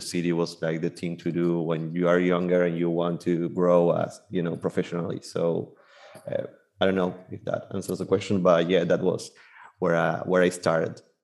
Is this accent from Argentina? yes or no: yes; Buenos Aires Province, Argentina; now in Buenos Aires, Argentina; I was born and raised in Buenos Aires, Argentina